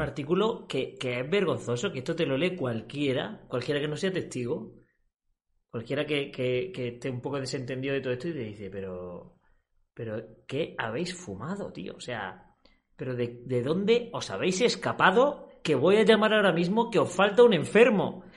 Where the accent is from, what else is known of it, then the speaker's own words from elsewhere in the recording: Spain; en mi país, en España